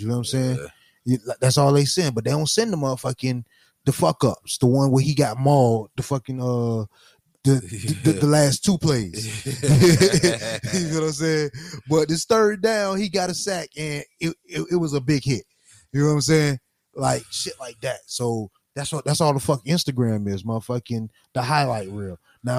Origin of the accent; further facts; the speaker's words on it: Florida, United States; Bitch, I'm from Florida.